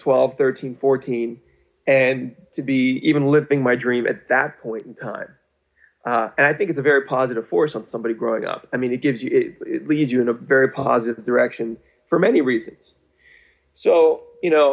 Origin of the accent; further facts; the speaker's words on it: Pittsburgh, Pennsylvania, United States; moved away; I'm from Pittsburgh